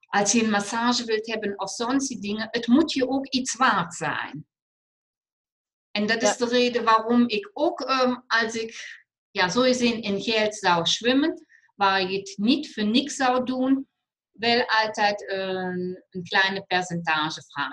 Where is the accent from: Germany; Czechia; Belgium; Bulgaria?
Germany; accent: German; Dutch is a second language; moved away as an adult; now in Netherlands; Ik kom uit het mooie Limburg, is uit Duitsland. Ik neem aan dat iedereen nog mijn Duitse accent